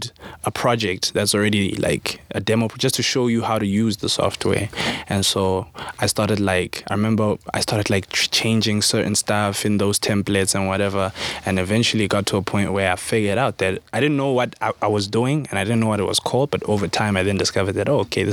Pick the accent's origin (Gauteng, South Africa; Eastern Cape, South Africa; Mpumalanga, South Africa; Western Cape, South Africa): Gauteng, South Africa; Carletonville; hailing from Carltonville, the West Rand, a small mining town is west of Joburg.